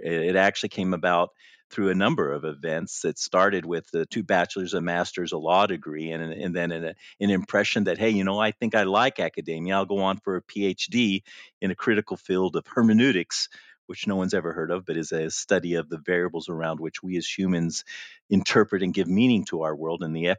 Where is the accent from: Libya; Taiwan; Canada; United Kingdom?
Libya; And I knew about the Unix because I grew up in Libya before the Six-Day War.